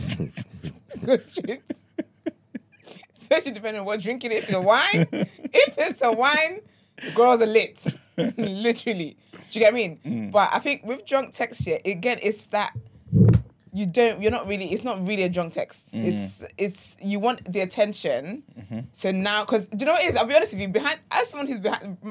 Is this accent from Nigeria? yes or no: yes; Nigeria; now in United Kingdom; I'm Nigerian